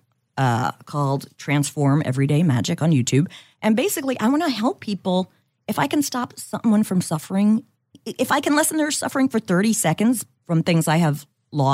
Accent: New York, United States; accent: New York; my New York accent

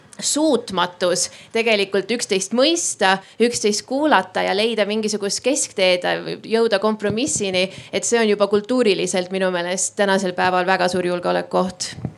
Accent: Estonia

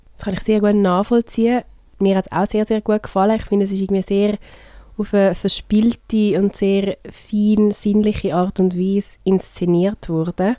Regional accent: Switzerland; bei uns in der Schweiz

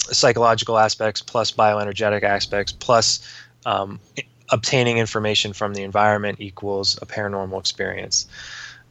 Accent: Youngstown, Ohio, United States; I grew up in Youngstown, Ohio

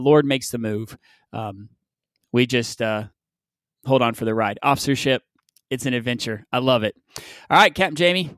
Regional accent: the South, United States; I'm from the South.

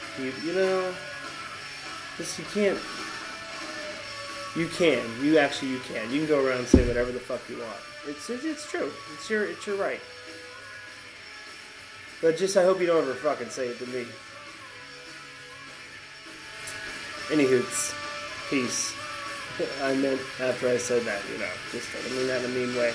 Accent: Sarasota, Florida, United States; growing up in Sarasota

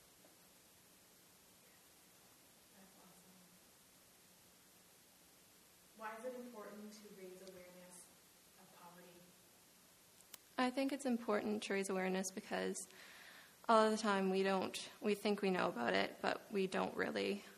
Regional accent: Petitcodiac, New Brunswick, Canada; I'm from Petticodiac.

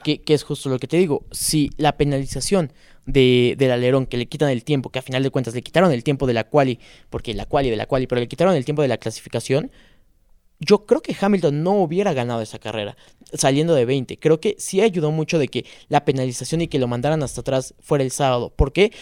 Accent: Mexico; somos mexicanos

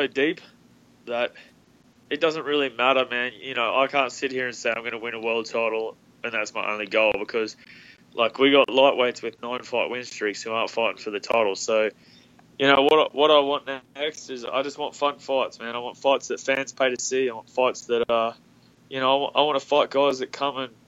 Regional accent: Australia; Melbourne's as close to my hometown as possible

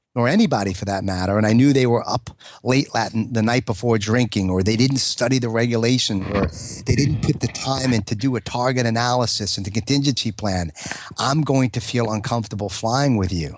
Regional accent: New York, United States; I'm a New Yorker

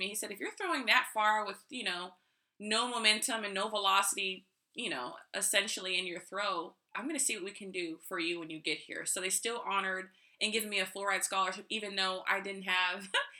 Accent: Riverside, California, United States; I was born and raised in Riverside, California.

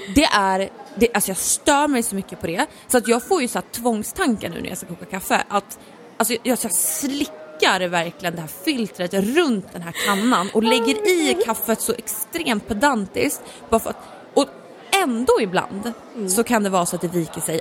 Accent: Norrland, Sweden; Jag är ju liksom från Norrland

